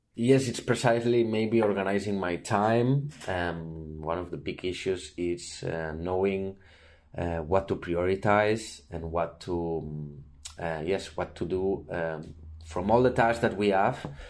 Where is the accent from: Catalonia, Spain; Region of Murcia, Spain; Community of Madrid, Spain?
Catalonia, Spain; Barcelona; I'm from Barcelona